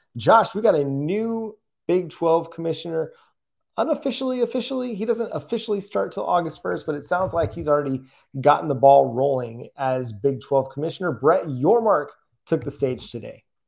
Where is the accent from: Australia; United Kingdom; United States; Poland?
United States; Dallas, Texas; now in Oklahoma, United States; I grew up in Texas and Dallas Fort Worth area from 97, you know, till I moved to Oklahoma in 2009